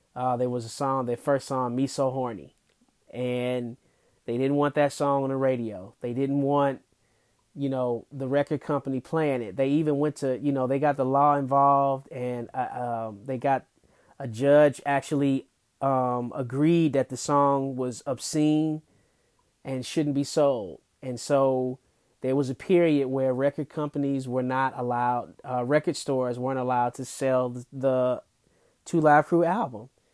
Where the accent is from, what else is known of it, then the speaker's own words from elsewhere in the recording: Detroit, Michigan, United States; Detroit, my hometown